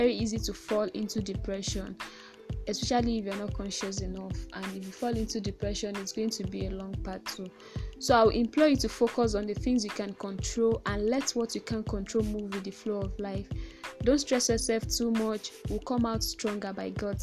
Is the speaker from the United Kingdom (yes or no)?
no; Ibadan, Oyo, Nigeria; accent: Nigerian; I'm probably a Yoruba girl, not to brag, but from the biggest city in Nigeria, Ibadan